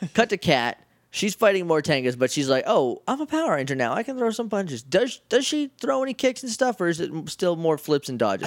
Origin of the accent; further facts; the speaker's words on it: New Hampshire, United States; I'm from New Hampshire